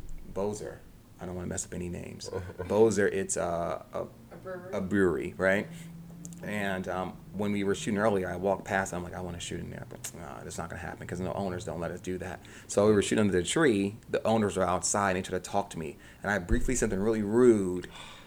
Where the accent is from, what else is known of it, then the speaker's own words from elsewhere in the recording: New Jersey, United States; moved away as an adult; now in Pennsylvania, United States; I'm from New Jersey. So I just commuted.